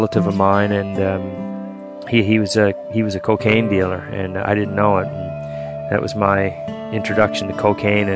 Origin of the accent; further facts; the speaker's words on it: Fredericton, New Brunswick, Canada; also born or lived in Woodstock, New Brunswick; I'm from the St. Mary's Reserve here in Fredericton. I'm a Maliseet native from New Brunswick. I was born in Woodstock, on the Woodstock First Nation, and we moved here when I was just a little baby, so I've pretty much been here my whole life